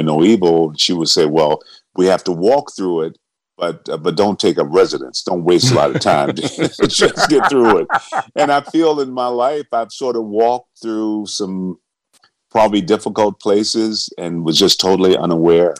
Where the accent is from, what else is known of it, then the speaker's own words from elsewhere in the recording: Benton Harbor, Michigan, United States; I was born in Benton Harbor, Michigan, which is directly across Lake Michigan from Chicago, a small town, one of the poorest towns in America